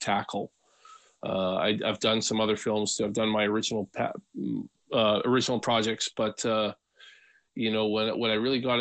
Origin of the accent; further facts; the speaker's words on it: Western Canada, British Columbia, Canada; also born or lived in Alberta; I've lived in Western Canada for all my life, pretty much, mostly BC. Did a little stint in Alberta when I was a kid.